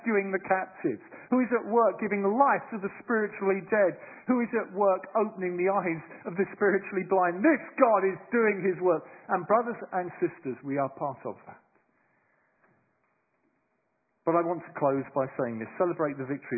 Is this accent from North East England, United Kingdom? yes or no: no; London, United Kingdom; moved away as an adult; now in Bristol, United Kingdom; I'm a Londoner, I suppose. I was raised in London, but for the last 26 years I've lived in Bristol